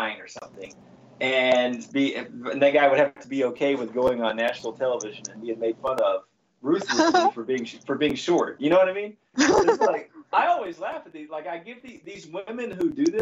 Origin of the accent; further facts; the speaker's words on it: the South, United States; I'm from the South